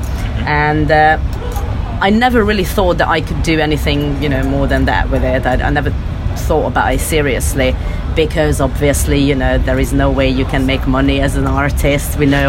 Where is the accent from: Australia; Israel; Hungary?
Hungary; also born or lived in Russia; I'm half Russian, half Hungarian. Mm-hmm. I grew up between these two countries and I came from Hungary.